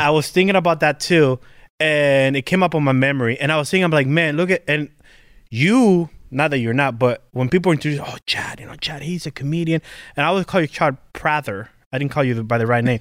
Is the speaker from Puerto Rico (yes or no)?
yes; Puerto Rico; I come from Puerto Rico.